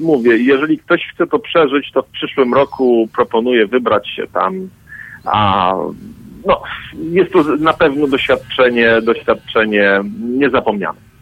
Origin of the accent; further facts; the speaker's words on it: Poland; ja oczywiście wychowałem się w Polsce